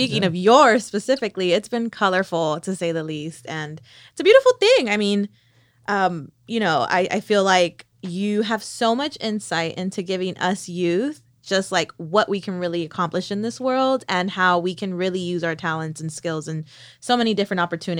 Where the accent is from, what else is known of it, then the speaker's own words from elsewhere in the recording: Miami Gardens, Florida, United States; I was born and raised in Miami Gardens.